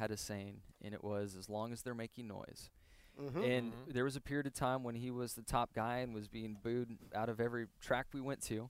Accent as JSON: {"language": "English", "town": "El Cajon", "region": "California", "country": "United States", "tie": "born or raised there", "said": "Growing up in El Cajon, California, and eating in all those taco shops, I think helped kind"}